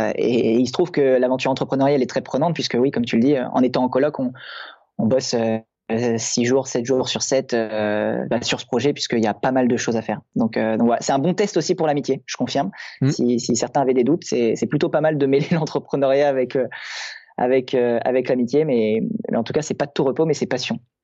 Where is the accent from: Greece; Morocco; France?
France; Normandy; also born or lived in Toulouse; now in Lyon, France; je suis originaire de Normandie